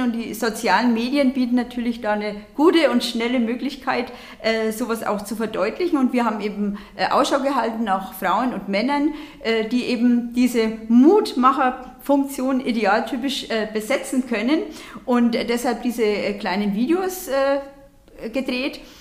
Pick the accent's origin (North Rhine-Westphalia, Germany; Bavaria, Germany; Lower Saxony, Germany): Bavaria, Germany; bei uns in Bayern